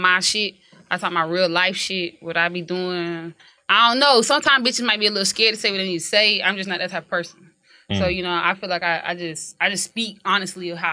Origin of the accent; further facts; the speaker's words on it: Columbia, South Carolina, United States; I am from Columbia, South Carolina.